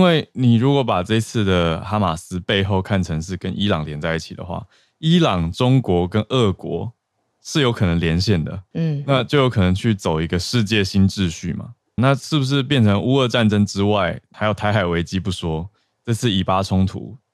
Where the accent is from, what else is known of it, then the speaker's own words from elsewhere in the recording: Taiwan; 作为一个台湾人